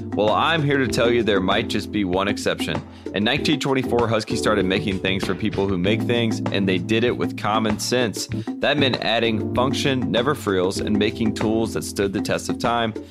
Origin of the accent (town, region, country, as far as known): North Carolina, United States; born or raised there; moved away